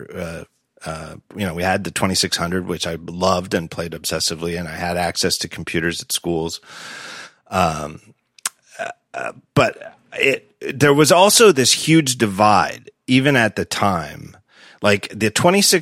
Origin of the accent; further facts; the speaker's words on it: Reading, Pennsylvania, United States; Reading, Pennsylvania, where I'm from